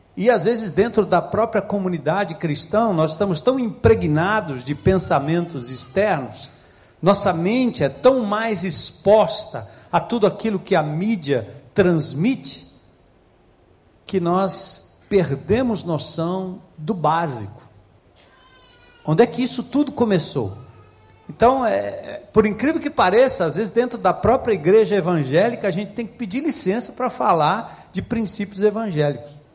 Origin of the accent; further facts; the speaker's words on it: São Paulo, Brazil; moved away as an adult; now in Ceará, Brazil; nascido e criado em São Paulo